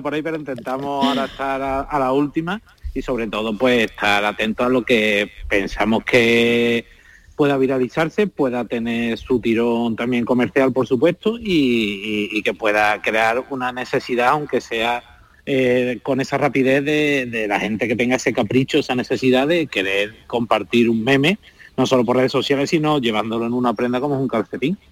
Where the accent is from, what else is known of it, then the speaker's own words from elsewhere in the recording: Seville, Andalusia, Spain; yo soy de Sevilla